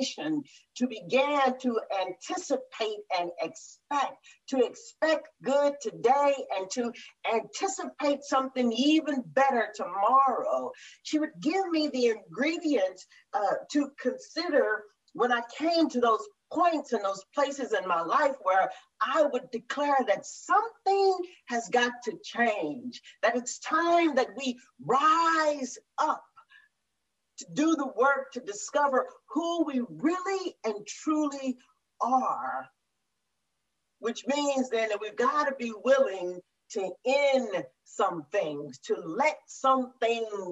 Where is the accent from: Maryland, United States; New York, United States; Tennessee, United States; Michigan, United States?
Tennessee, United States; Murfreesboro; moved away; I grew up in Murfreesboro, Tennessee